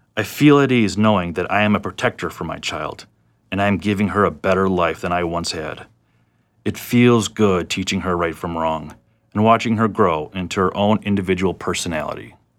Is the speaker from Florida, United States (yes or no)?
yes; South Florida, United States; I was born in South Florida